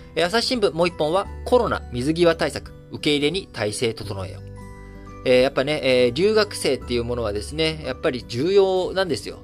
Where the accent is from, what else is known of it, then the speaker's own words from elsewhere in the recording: Japan; 生まれも育ちも幼稚園から、教育ずっと日本で受けて